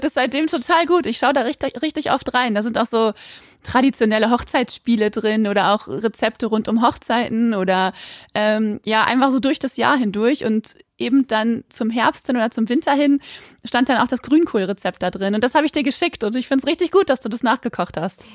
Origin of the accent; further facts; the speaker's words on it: Quakenbrück, Lower Saxony, Germany; now in Osnabrück, Germany; sitze ich gerade in Osnabrück, aber aufgewachsen bin ich in Quakenbrück, in einer kleinen Stadt in Niedersachsen